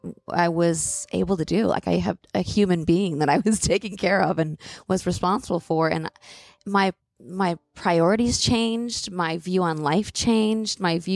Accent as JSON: {"language": "English", "region": "New York", "country": "United States", "said": "I feel like as a New Yorker, that's"}